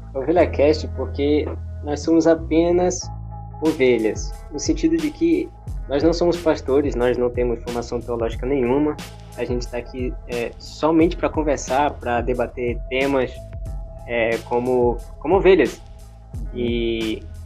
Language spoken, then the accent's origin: Portuguese; Boa Vista, Roraima, Brazil; moved away as an adult; now in Joinville, Brazil; Sou natural de Boa Vista, Roraima e atualmente morando em Joinville, Santa Catarina